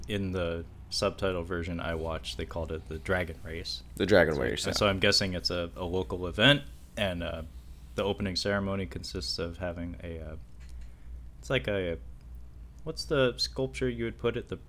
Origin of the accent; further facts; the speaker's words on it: Kowloon Bay, Kowloon, Hong Kong; born there; I was born in Kowloon Bay.